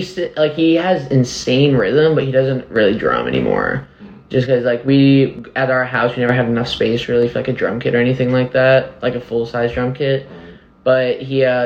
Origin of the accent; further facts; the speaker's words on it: Nashville, Tennessee, United States; I was born and raised here. The first house we lived on was on Abbott Martin, kind of in Green Hills area